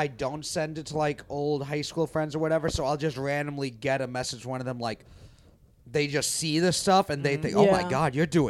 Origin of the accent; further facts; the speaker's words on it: New York, United States; I grew up in New York, so being in New York doesn't really mean much to me.